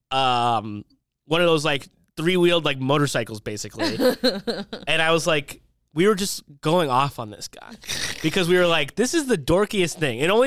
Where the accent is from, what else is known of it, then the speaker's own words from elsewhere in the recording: Downey, California, United States; where I grew up in Downey